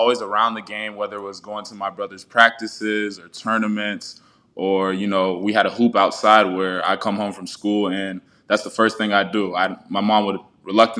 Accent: North Charleston, South Carolina, United States; moved away as an adult; now in Knoxville, United States; I'm born and raised in Charleston, South Carolina. You know, I've been there my entire life before coming to the University of Tennessee

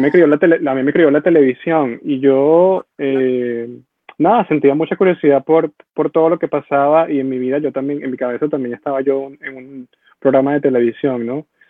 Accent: Venezuela; moved away as an adult; la Venezuela que yo crecí

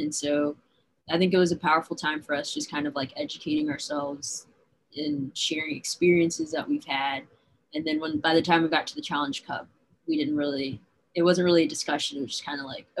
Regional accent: Hoover, Alabama, United States; moved away as an adult; also born or lived in Nashville, Tennessee; now in Portland, United States; I grew up in Hoover, Alabama

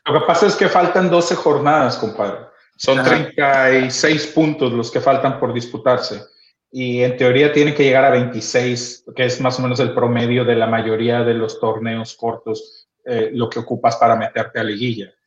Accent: Mexico; nosotros como mexicanos

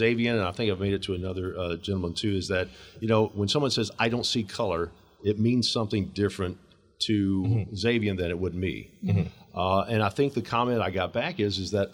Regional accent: Georgia, United States; who is a white, middle-aged native Georgian.

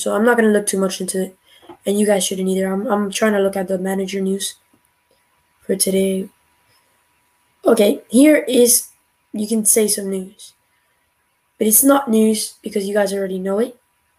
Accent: United States; I'm an American.

